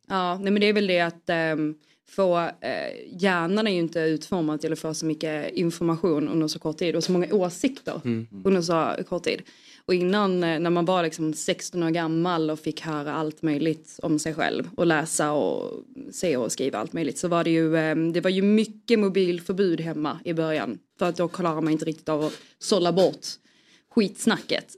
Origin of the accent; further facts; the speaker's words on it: Skåne, Sweden; jag är ju skåning